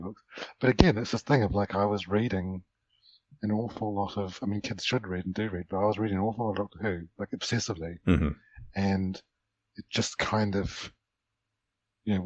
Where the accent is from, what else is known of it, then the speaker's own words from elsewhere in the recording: New Zealand; obviously I grew up in New Zealand, I'm from New Zealand